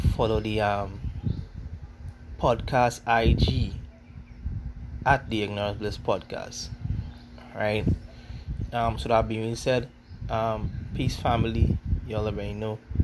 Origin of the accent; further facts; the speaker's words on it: Trinidad & Tobago; I am Afro Trinidadian